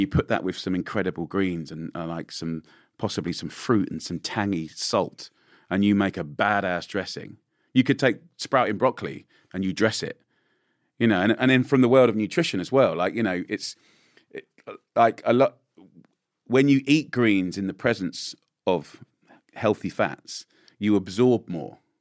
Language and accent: English; England, United Kingdom; as an English boy